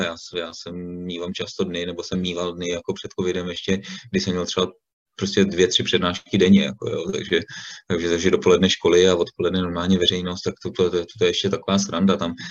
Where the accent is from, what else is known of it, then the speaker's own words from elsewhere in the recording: Stříbro, Plzeň Region, Czechia; já jsem původem ze Stříbra